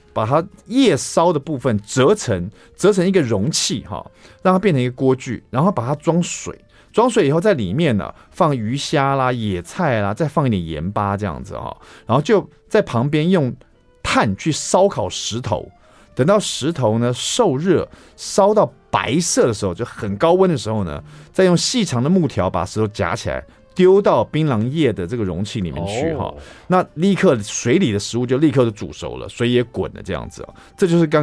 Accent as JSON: {"language": "Chinese", "country": "Taiwan", "said": "地中海，我们台湾人吃年菜就一定要吃年年有余嘛，一定要有一一条鱼哈。"}